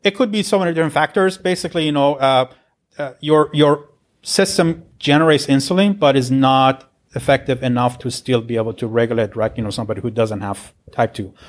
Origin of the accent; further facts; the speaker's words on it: Tehran, Tehran Province, Iran; moved away as an adult; now in Irvine, United States; I'm originally from Iran, so, uh, I was born in Tehran, and, uh, got my degree back then